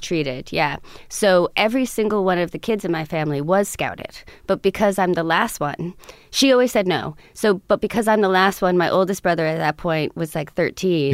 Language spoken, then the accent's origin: English; Montclair, New Jersey, United States; born or raised there; also born or lived in Montauk, Long Island